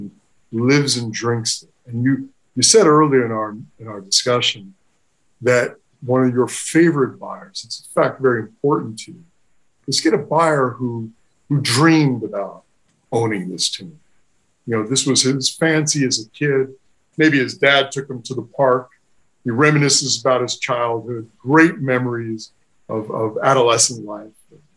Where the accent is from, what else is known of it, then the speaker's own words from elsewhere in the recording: New York, United States; as a New Yorker